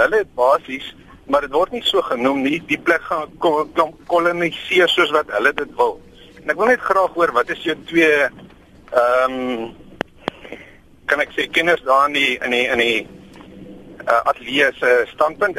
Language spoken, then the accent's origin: Afrikaans; Paarl, Western Cape, South Africa; Ek is in die Parel gebore.